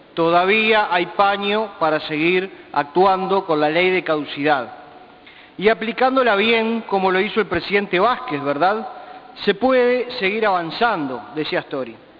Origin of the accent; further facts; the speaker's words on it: Uruguay; esos somos los uruguayos, gente que vota y que elige libremente a quien lo va a gobernar